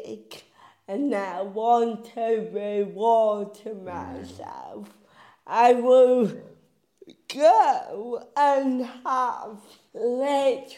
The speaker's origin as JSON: {"language": "English", "town": "Bridlington", "region": "Yorkshire and the Humber", "country": "United Kingdom", "tie": "born or raised there", "also_born_or_lived": "Huddersfield", "said": "growing up in Bridlington"}